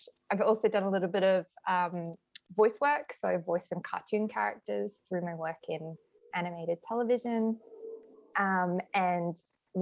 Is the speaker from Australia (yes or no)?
yes; Adelaide, South Australia, Australia; now in Sydney, Australia; I am speaking to you from Adelaide right now, my hometown